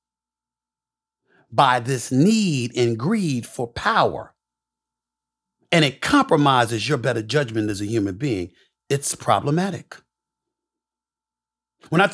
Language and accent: English; New York City, New York, United States; also born or lived in Bronx, New York; born in the Bronx, raised in Hollis, Queens.